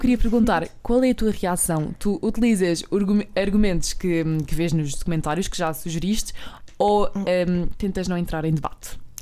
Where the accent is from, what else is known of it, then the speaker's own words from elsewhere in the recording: Alentejo, Portugal; eu também sou do, do interior, do Alentejo.